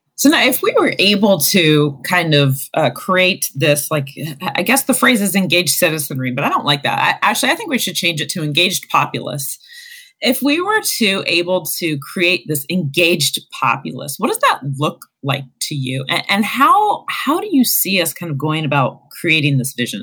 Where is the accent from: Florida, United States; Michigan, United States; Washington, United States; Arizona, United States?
Arizona, United States; now in Ohio, United States; my home state of Arizona